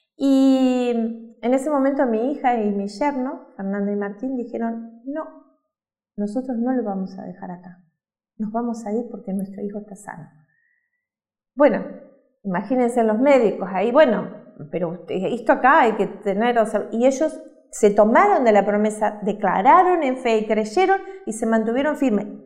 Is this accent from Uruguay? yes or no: yes; Uruguay; moved away; Nosotros somos uruguayos